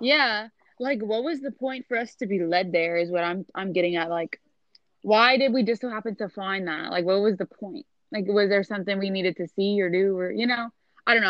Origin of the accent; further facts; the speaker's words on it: Louisiana, United States; we're both from Louisiana